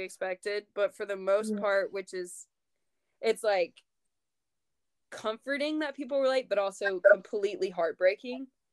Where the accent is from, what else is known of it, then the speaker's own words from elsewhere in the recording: North Louisiana, United States; I grew up in North Louisiana and literally, like, saw snow maybe twice my whole life